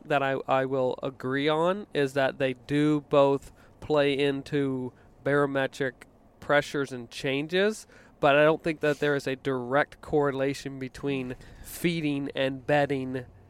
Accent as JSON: {"language": "English", "region": "Virginia", "country": "United States", "tie": "born or raised there", "said": "Growing up in Virginia, you know, we would get a lot of weather patterns that came up from the south, and we were 2 hours off the coast"}